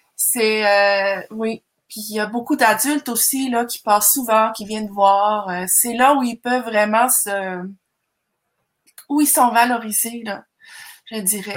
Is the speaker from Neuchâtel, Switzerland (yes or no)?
no; Zurich, Switzerland; moved away as an adult; also born or lived in Marseille, France / Montreal, Canada / Manicouagan, Quebec, Canada; now in Canada; je suis d'origine suisse-allemande. Je viens de Zurich